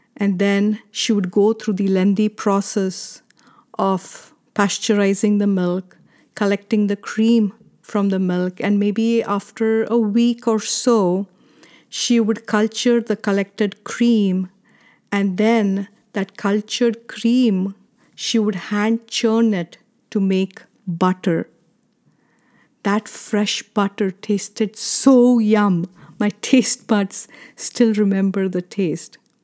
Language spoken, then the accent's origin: English; India; Growing up in India, this was a customary ritual in my parents' house